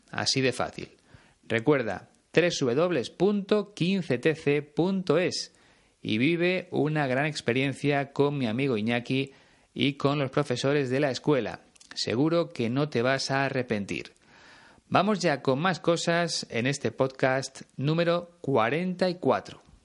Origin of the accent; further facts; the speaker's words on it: Spain; en mi país hay mucho más que playas